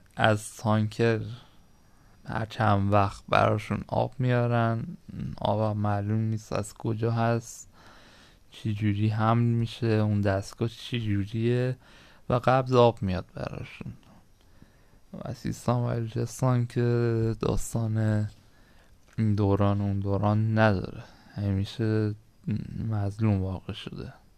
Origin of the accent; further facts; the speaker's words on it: Iran; ما هممون ایرانی هستیم